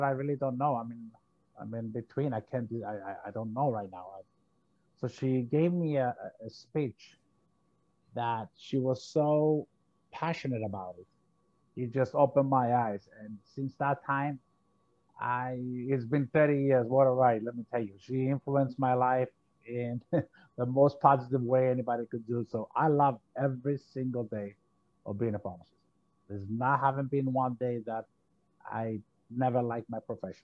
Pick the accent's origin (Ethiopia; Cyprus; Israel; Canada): Cyprus; moved away as an adult; now in United States; So I came from Cyprus. I'm a Greek of a Greek nationality. I came to the States in 1978.